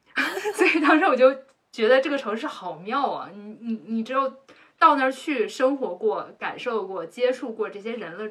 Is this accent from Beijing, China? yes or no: yes; Beijing, China; moved away as an adult; also born or lived in Hong Kong; 在我长到二十四岁之前，我一直都生活在北京。